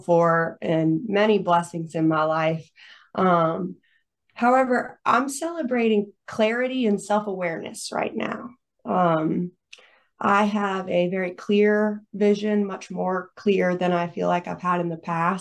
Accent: Greenville, South Carolina, United States; also born or lived in Florida; came back to my hometown of Greenville, South Carolina

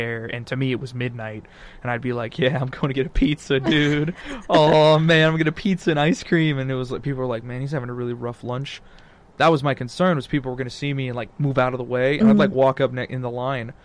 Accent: Texas, United States; I come from Texas, high school, right, and middle school. Like, I came from the public education system in Texas

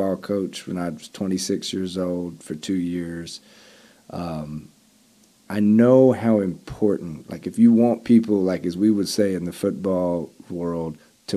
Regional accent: Arkansas, United States; my home state

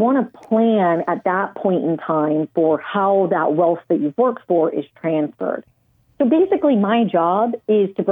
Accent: Southern California, United States; I'm from Southern California.

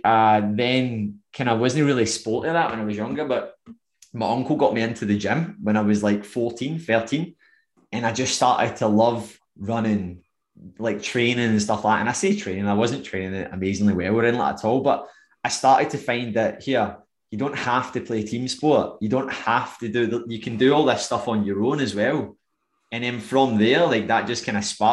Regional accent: Irvine, Scotland, United Kingdom; also born or lived in Coylton, Scotland; I'm from Irvine

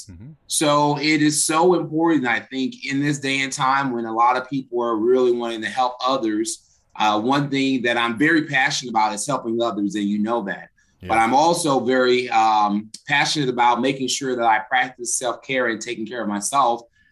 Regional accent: Cahokia, Illinois, United States; moved away as an adult; now in Jefferson City, United States; I originally came from Southern Illinois, from Cahokia, Illinois.

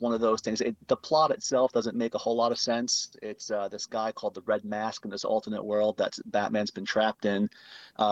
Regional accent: New York, United States; I'm from New York

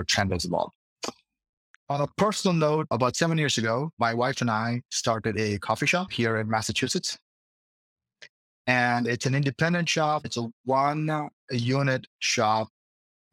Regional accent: India; moved away as an adult; now in Boston, United States; I'm originally from India

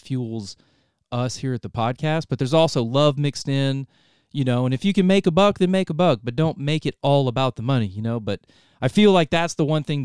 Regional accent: North Carolina, United States; moved away as an adult; also born or lived in Ohio; I was born in Ohio, moved down to North Carolina when I was young. I was raised there

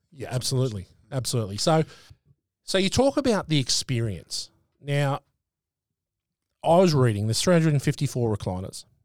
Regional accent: Sydney, New South Wales, Australia; moved away; I grew up in Sydney

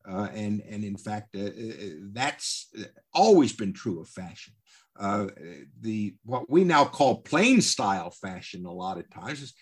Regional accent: the South, United States; I must admit, as a Southerner and a Southwesterner, I've I've always resented it.

